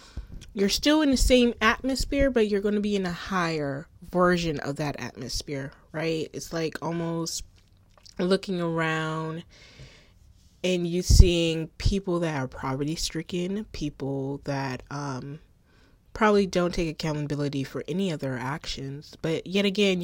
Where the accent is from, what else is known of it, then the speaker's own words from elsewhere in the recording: Charleston, South Carolina, United States; born and raised in Charleston, South Carolina.